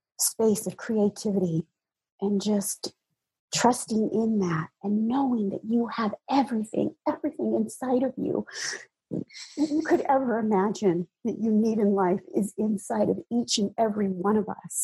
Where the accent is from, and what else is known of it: United States; born or raised there; moved away as an adult; now in Hawaii, United States